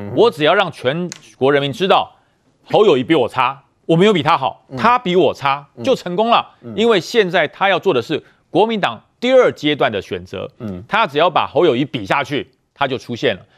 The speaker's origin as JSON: {"language": "Chinese", "country": "Taiwan", "said": "我说我来自台湾"}